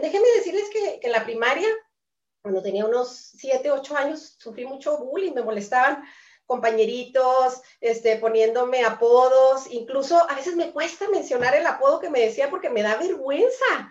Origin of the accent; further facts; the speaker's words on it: Chihuahua, Mexico; soy de Chihuahua, México